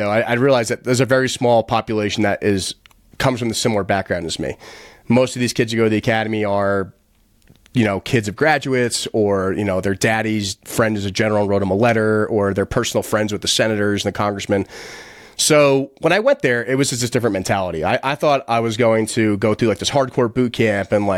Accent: West Milford, New Jersey, United States; moved away as an adult; also born or lived in New York; being born in New York and being raised in New Jersey

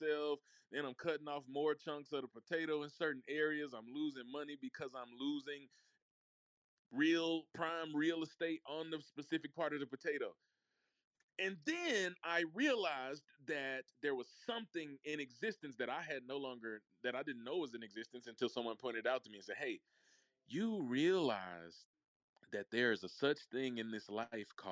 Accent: Mississippi, United States; also born or lived in Memphis, Tennessee; I'm from Mississippi. For those who do not know, I was born in Memphis, Tennessee, but I was raised in the heart of the South

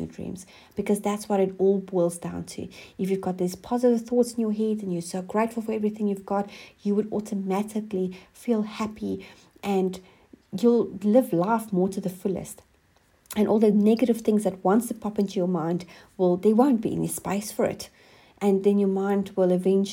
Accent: South Africa; moved away as an adult; now in New Zealand; I'm originally from South Africa, and we have been living in New Zealand for the last 7 years.

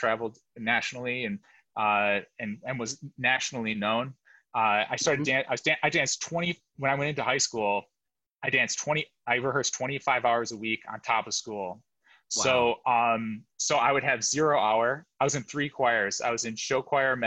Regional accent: Michigan outside of Detroit, United States; moved away as an adult; also born or lived in New York City; I was born and raised in Michigan outside of Detroit

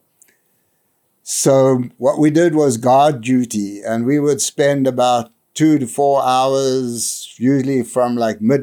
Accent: South Africa; moved away as an adult; now in New Hampshire, United States; I was born in South Africa in 1949

